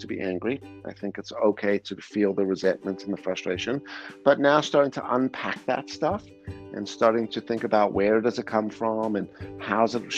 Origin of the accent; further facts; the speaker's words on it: South Africa; moved away; also born or lived in Canada; I grew up in South Africa as well